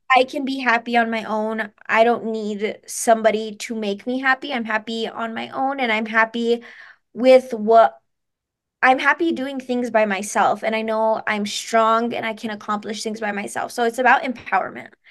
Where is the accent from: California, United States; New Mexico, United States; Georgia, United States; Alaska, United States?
New Mexico, United States; Taos; also born or lived in Santa Fe, New Mexico; I was born in Santa Fe, but I've been in Taos my entire life